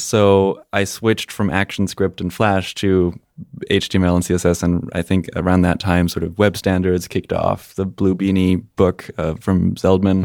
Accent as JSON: {"language": "English", "country": "Spain", "tie": "born or raised there", "also_born_or_lived": "Germany", "moved": "as an adult", "said": "I am German, and, uh, when I was three, my parents decided that they wanted to move to Spain. So I grew up in Spain, went to, uh, high school there"}